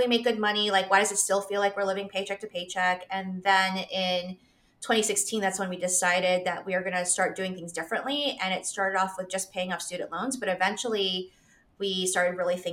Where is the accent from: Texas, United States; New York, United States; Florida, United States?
New York, United States; New York City; now in Charlotte, United States; I live in Charlotte, North Carolina. I grew up in New York City, in Queens.